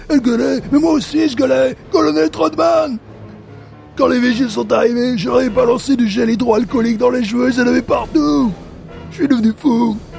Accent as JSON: {"language": "French", "country": "France", "moved": "yes", "lives_now": "United States", "said": "en tant que Français"}